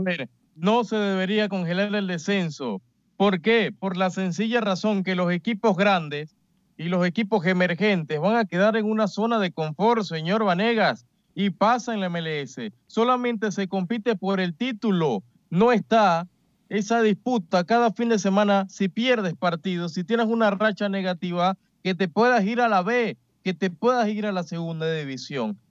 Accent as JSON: {"language": "Spanish", "country": "Panama"}